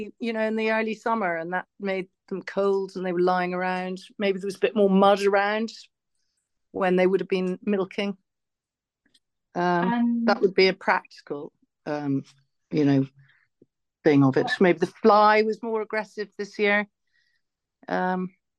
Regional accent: Longford, County Longford, Ireland; now in County Wicklow, Ireland; I grew up in Longford, where the land was very flat

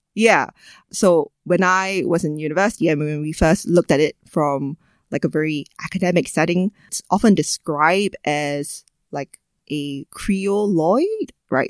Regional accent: Singapore; our variety of English and the other languages that we speak here

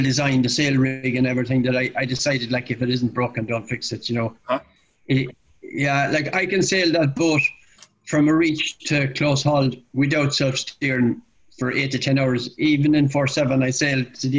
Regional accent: Limerick, Munster, Ireland; where I live, where I was born in Limerick

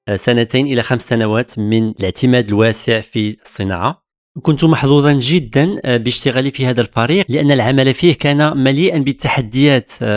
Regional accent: Morocco; moved away as an adult; now in France; من المغرب

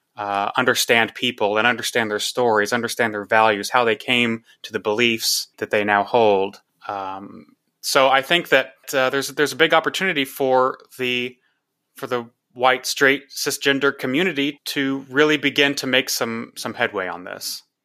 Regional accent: Texas, United States; I'm from Texas, went to, uh, college in Austin

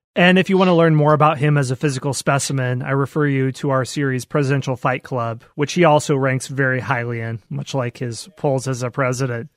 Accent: Knoxville, Iowa, United States; my hometown, Knoxville, Iowa

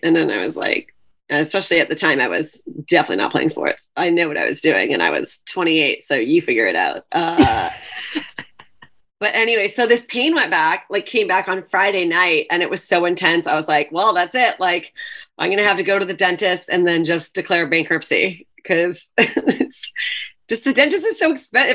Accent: Canada; now in New York, United States; I am Canadian

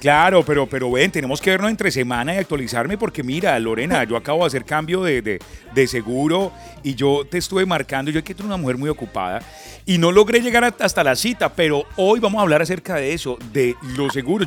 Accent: Colombia; now in Miami, United States; los colombianos

